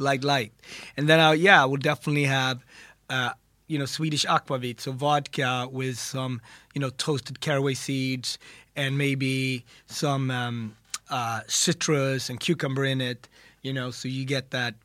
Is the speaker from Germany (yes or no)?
no; Ethiopia; I was born in Ethiopia, and our bread there is also a staple.